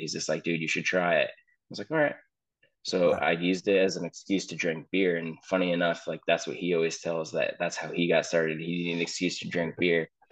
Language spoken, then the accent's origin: English; Danbury, Connecticut, United States; I grew up in Danbury